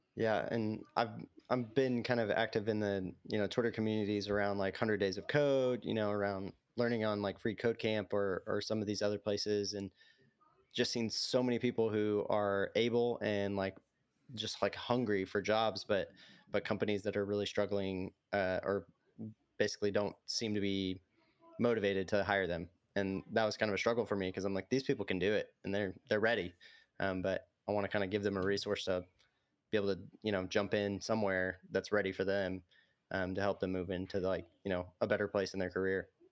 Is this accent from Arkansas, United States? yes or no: yes; Little Rock, Arkansas, United States; I'm from Little Rock, Arkansas